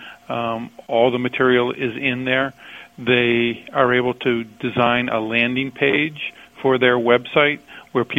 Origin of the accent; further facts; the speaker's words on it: New Hampshire, United States; I told you I was from New Hampshire